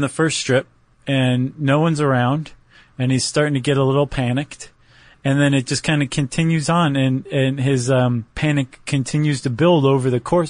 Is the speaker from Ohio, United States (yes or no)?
yes; Toledo, Ohio, United States; born or raised there